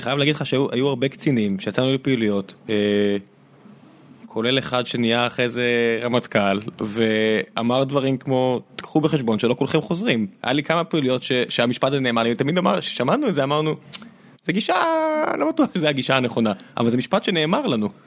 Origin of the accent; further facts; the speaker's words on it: Beersheba, Southern District, Israel; אני- אני באר שבעי